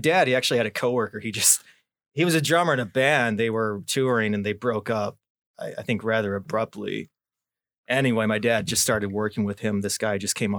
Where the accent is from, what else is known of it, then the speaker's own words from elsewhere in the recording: Kankakee, Illinois, United States; also born or lived in Momence; I was born in Kankakee. I lived in Moni, I think about 7 years, and ended up back here.